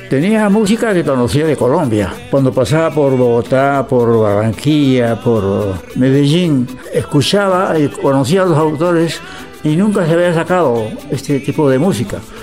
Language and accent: Spanish; Lima, Peru; moved away as an adult; also born or lived in Buenos Aires, Argentina / Montevideo, Uruguay / Brazil; Yo salí de Perú en el año 51 a Buenos Aires a estudiar ingeniería